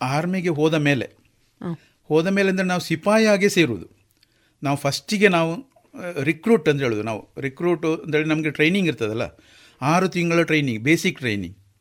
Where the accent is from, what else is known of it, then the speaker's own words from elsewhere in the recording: Naithadi, Kemminje village, Karnataka, India; ನನ್ನ ಜನಿಸಿದ ಊರು ಇಲ್ಲಿ ನೈತಾಡಿಯಲ್ಲಿ ಕೆಮಿಜೆ ಗ್ರಾಮ ನೈತಾಡಿಯಲ್ಲಿ